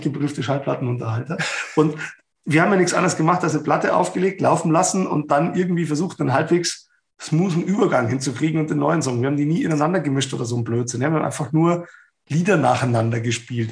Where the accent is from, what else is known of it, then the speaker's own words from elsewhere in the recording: Ingolstadt, Bavaria, Germany; ich komme aus Ingolstadt